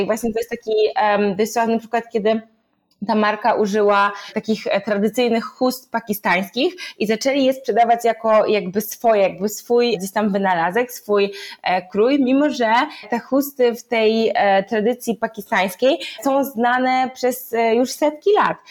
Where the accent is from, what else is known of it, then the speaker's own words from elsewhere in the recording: Poland; ja i dziewczyny się urodziłyśmy w Polsce